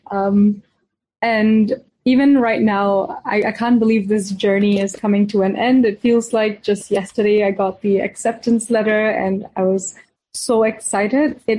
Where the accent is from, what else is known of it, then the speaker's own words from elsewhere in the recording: Singapore; also born or lived in India; I was born in India and grew up in Singapore.